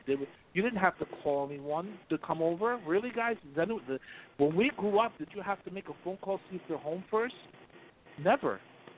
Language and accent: English; Atlantic City, New Jersey, United States; I grew up in Atlantic City.